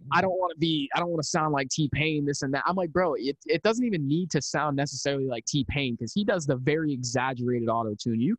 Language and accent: English; Pennsylvania, United States; also born or lived in Philadelphia; my one of my hometown friends from from where I'm from back in Pennsylvania